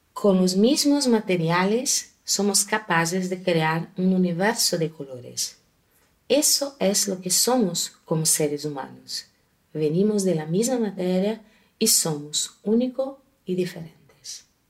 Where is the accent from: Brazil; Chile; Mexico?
Brazil; Yo nací en una familia multicolorida en Brasil